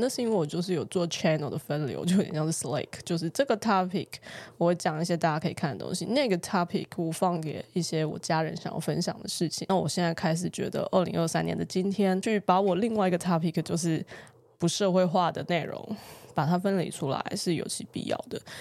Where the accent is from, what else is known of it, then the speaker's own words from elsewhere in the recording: Taiwan; 我认同我是一个台湾人